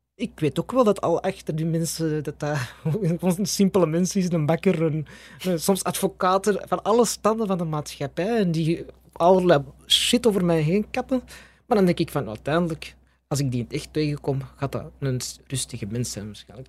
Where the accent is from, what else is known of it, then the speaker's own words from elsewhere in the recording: Belgium; ik ben gewoon van België